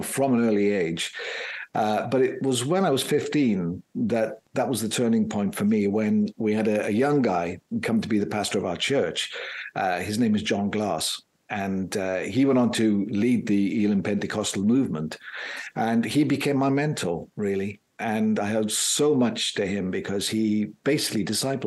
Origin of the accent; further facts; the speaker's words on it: South Wales, United Kingdom; moved away; also born or lived in Plymouth; Growing up in South Wales, in a very, I would say, religious community